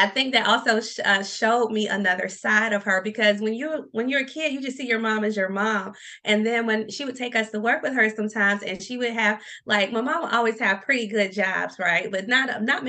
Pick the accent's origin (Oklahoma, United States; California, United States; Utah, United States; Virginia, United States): Virginia, United States; Norfolk; now in Richmond, United States; I'm actually from downtown Norfolk.